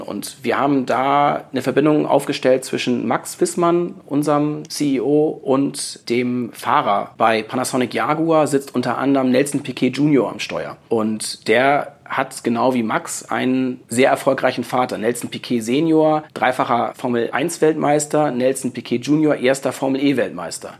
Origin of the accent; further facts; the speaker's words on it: Hamburg, Germany; Ich komme aus Hamburg